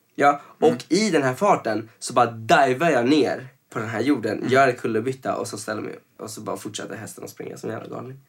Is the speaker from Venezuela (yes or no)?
yes; Venezuela; now in Sweden; när jag växte upp i Venezuela så var det, man hade ju uniformer alltså sen man var liten